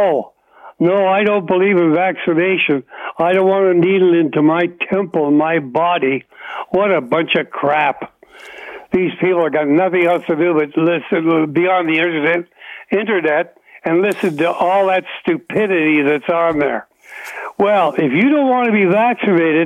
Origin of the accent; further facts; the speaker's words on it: Oshawa, Ontario, Canada; now in Bowmanville, Canada; I'm 87 years old, born and raised in Oshawa